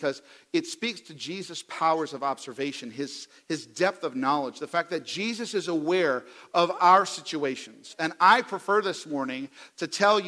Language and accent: English; New York City, New York, United States; now in Oklahoma, United States; I'm from the New York City area.